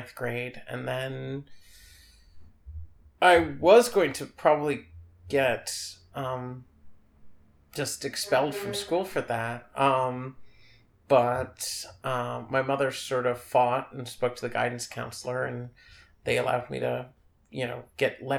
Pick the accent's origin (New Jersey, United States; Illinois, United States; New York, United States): New York, United States; New York City; I grew up on the Upper East Side